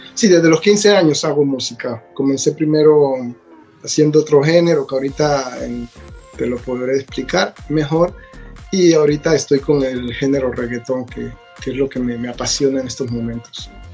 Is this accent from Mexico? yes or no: no; Buenaventura, Valle del Cauca, Colombia; also born or lived in Italy; now in Vancouver, Canada; yo soy de Buenaventura